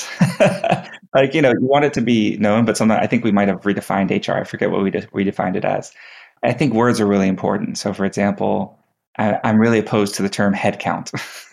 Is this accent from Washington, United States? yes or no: no; Texas, United States; growing up in Texas, I took 2 years of Texas history